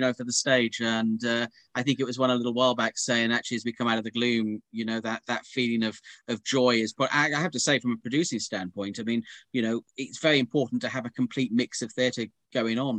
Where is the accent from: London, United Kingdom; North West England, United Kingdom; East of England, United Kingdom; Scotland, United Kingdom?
East of England, United Kingdom; Norfolk; moved away; I come originally from Norfolk